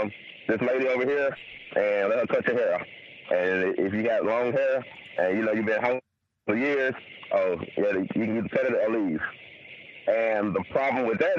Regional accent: Louisiana, United States; I'm from Louisiana.

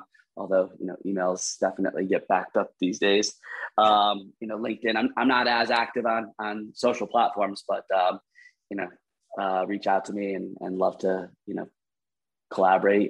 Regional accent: Cleveland, Ohio, United States; moved away; I grew up in Cleveland, came back to Cleveland.

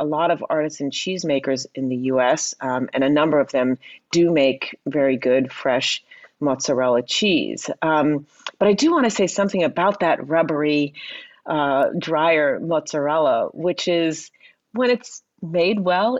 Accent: Princeton, New Jersey, United States; I grew up outside of Princeton, New Jersey.

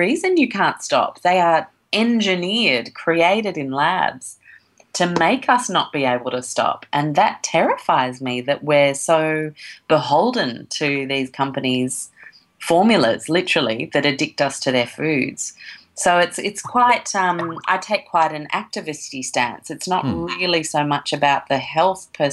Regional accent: Sydney, New South Wales, Australia; also born or lived in London, United Kingdom / Chicago, United States; From the mid-70s we moved here in Sydney, 1980, and I've been here all my life.

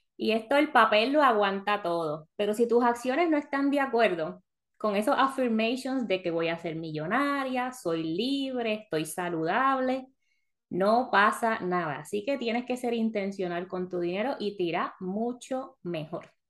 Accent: Puerto Rico; moved away as an adult; also born or lived in South Florida; now in Florida, United States; Cuando yo me mudé de Puerto Rico a Florida

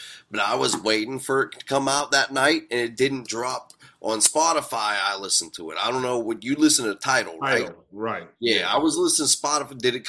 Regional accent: Blairsville, United States; Dre Hayes grew up in my hometown of Blairsville.

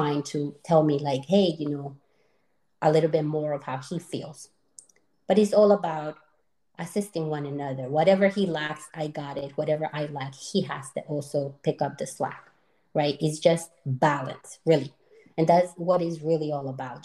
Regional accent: Colombia; moved away; We're both from Colombia, but we actually met here

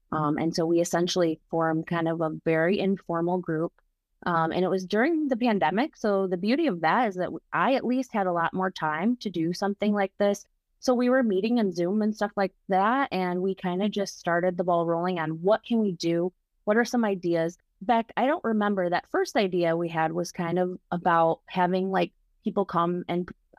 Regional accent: Grand Rapids, Michigan, United States; I'm actually from Grand Rapids as well, and I've been in bands for many years. My first band in Grand Rapids was called … with all white males.

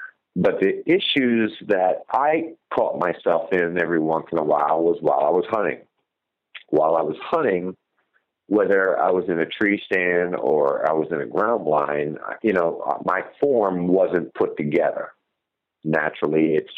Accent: New Jersey, United States; I ended up taking my largest whitetail buck yet of my career, which is in my home state of New Jersey

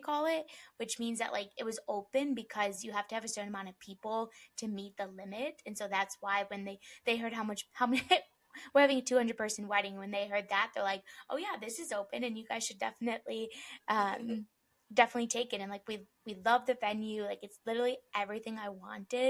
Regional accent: Chicago, Illinois, United States; moved away as an adult; now in Arizona, United States; we're both from Chicago

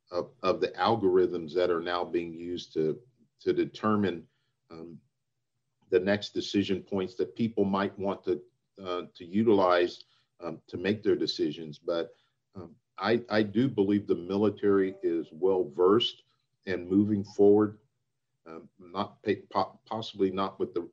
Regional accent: Anchorage, Alaska, United States; born there; also born or lived in Italy / Pakistan; grew up all over the place. Um, uh, was uh, born in Anchorage, Alaska, lived in Italy, lived in Pakistan, um

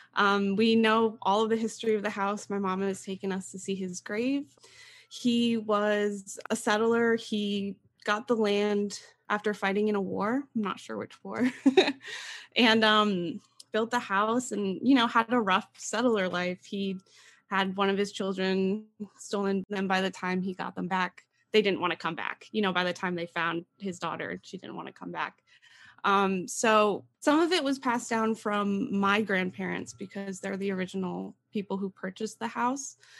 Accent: East Stroudsburg, Pennsylvania, United States; I am from East Stroudsburg, Pennsylvania, and I grew up in a haunted house.

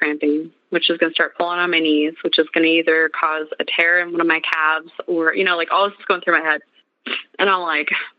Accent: Montana, United States; I'm from Montana.

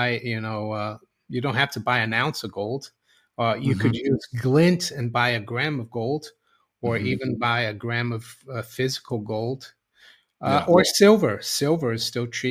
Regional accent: Brazil; moved away; when I grew up in Brazil

